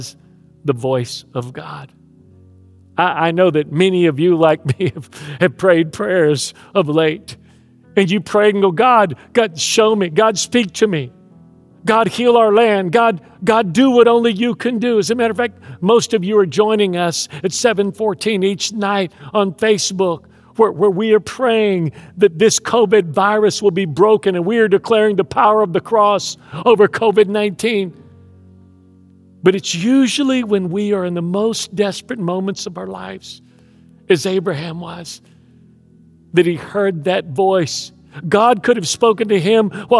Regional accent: Houston, Texas, United States; moved away; I grew up in Houston

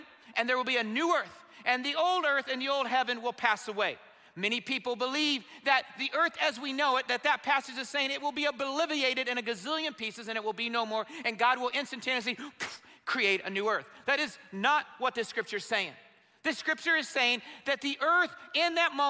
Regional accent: Indiana, United States; I'm from Indiana

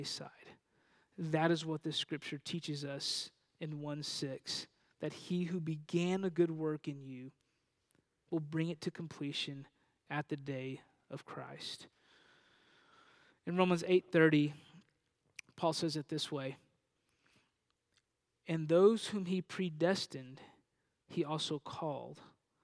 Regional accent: Panhandle, Texas, United States; now in Dallas-Fort Worth, United States; I grew up in a region of Texas known as the Panhandle, and a town in the middle of that region called Panhandle

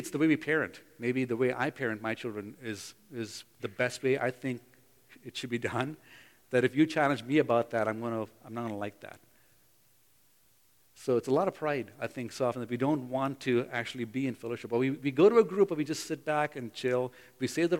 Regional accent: Bangalore, Karnataka, India; moved away; in Bangalore, in my hometown where I grew up.

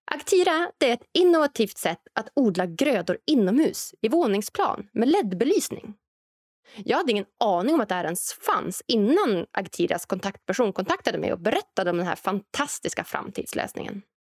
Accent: Norrland, Sweden; framtidslandet Norrland, där jag kommer ifrån

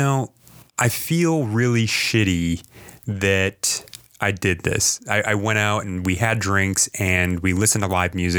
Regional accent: New England, United States; we come from New England

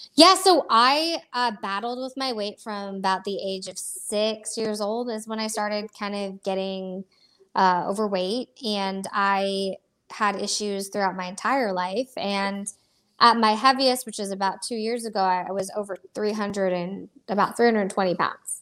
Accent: Florida, United States; also born or lived in Iowa; I was born in Iowa, of all places. Um, I have been uh, I've been in Florida since I was a young kid, so I grew up here

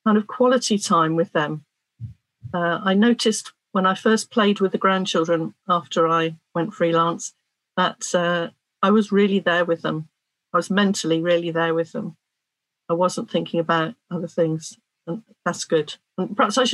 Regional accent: Cornwall, South West England, United Kingdom; I'm a Cornish woman

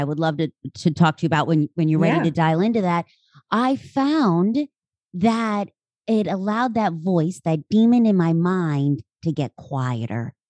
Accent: Central Pennsylvania, United States; I am from Central PA

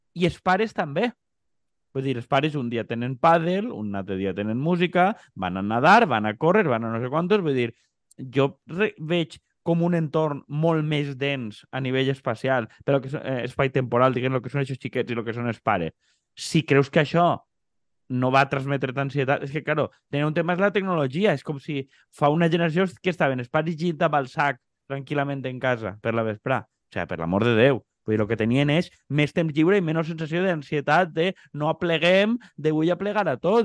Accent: Xàbia, Valencian Community, Spain

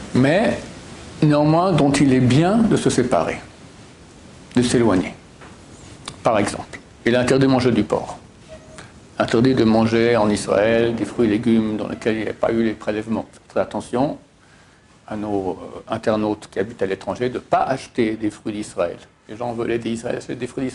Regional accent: Switzerland; moved away; je viens de Suisse

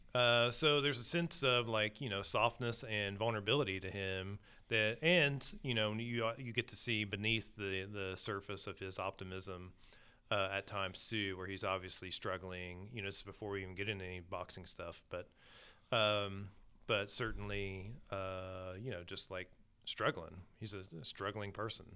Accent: Southern Ohio, United States; I grew up in Southern Ohio

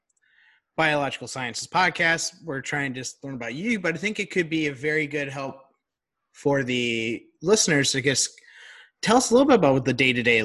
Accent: Chicago, Illinois, United States; growing up in Chicago

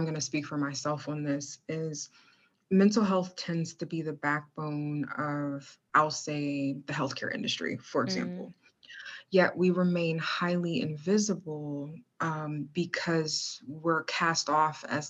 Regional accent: Virginia, United States; also born or lived in Maryland; the Commonwealth of Virginia, my home state, hey, 757

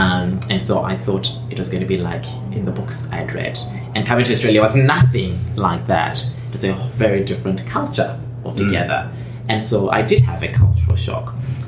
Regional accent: England, United Kingdom; born there; even though I was born, by the way, in England, but I never grew up in England.

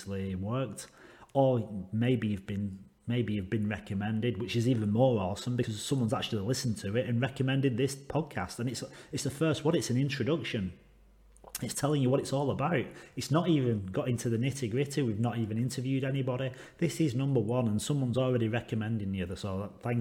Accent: England, United Kingdom; now in Western Australia, Australia; I live in Western Australia. I'm English

